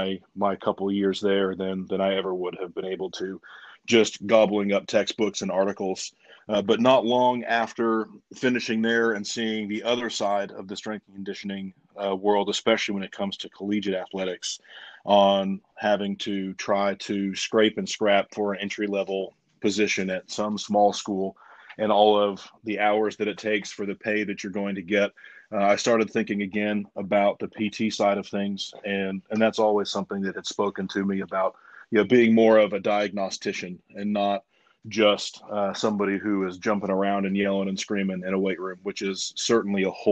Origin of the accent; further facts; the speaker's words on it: Bay Area, Northern California, United States; moved away as an adult; also born or lived in Lincoln, Nebraska / Knoxville, Tennessee; I grew up in Northern California in the Bay Area